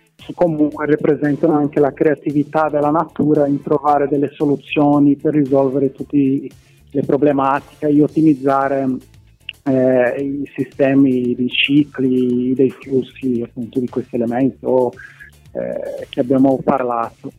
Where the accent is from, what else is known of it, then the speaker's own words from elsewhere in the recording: Brazil; Italian is a second language; moved away as an adult; now in Palermo, Italy; mi sono laureato in ecologia, eh, in Brasile, sono brasiliano